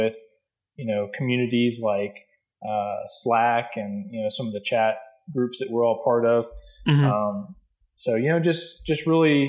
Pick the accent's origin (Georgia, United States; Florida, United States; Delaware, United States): Florida, United States; Hobe Sound; now in Jacksonville, United States; I grew up in Hope Sound, Florida